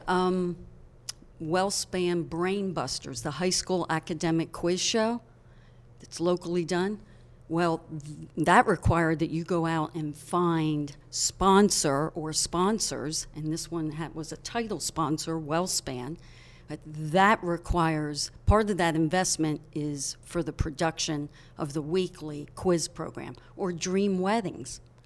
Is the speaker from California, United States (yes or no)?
no; Hershey, Pennsylvania, United States; I was born and raised in Hershey